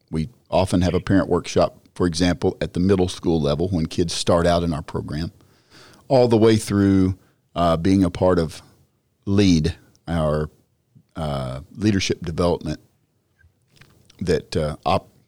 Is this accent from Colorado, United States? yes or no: no; Texas, United States; I'm a Texan